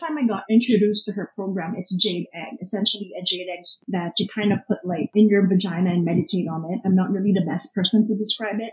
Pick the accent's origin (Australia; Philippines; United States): Philippines; moved away as an adult; now in Canada; growing up in the Philippines